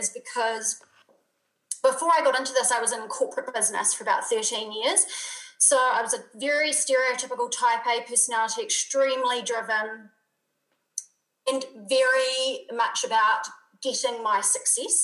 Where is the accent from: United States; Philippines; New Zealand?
New Zealand; now in Europe; I'm obviously a Kiwi from New Zealand, but most of my community is international. I live in Europe now.